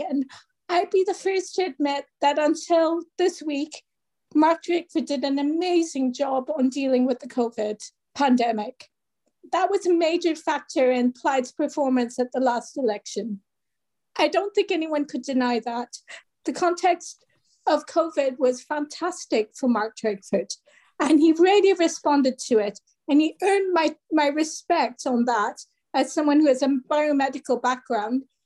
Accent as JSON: {"language": "English", "country": "France", "tie": "born or raised there", "moved": "yes", "lives_now": "Cardiff, United Kingdom", "said": "I grew up in France"}